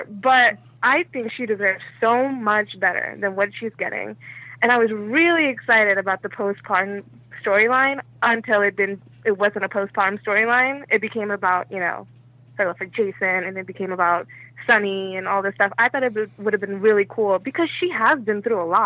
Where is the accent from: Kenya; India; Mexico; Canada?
India; I'm Indian, so I don't like to drink out of it.